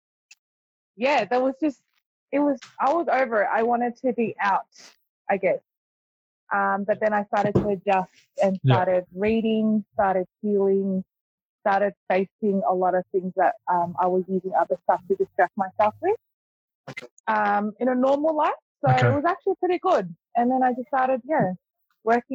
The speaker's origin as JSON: {"language": "English", "town": "Laverton", "region": "Victoria", "country": "Australia", "tie": "born or raised there", "said": "I grew up, lived my life in the Western Suburbs. So I grew up in Laverton."}